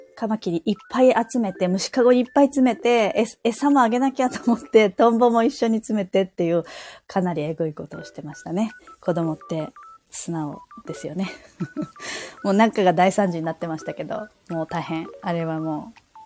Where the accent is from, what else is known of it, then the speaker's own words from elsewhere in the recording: Saitama, Japan; moved away as an adult; also born or lived in Hiroshima Prefecture; now in Sapporo, Japan; 私はもともとあの本州出身、あの埼玉、実家が埼玉なんですけれども